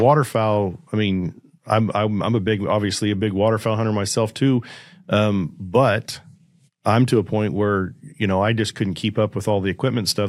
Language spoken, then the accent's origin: English; Kansas, United States; moved away as an adult; also born or lived in Arizona; I had a buddy here in my hometown that was a pilot